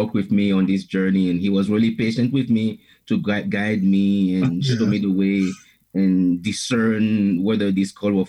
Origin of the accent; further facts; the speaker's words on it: Benin; English is a second language; moved away as an adult; now in Chicago, United States; I was born in Benin in West Africa. That's where I'm originally from. And that's where I started. I was there till I was almost 37 years old.